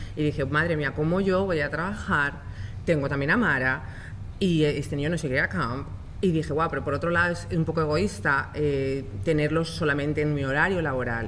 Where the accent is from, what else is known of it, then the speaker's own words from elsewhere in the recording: Spain; moved away; yo soy española